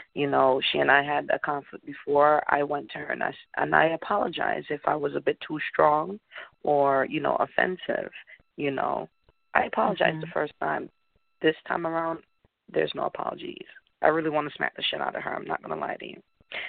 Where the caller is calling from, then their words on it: Connecticut, United States; I'm calling in from Connecticut.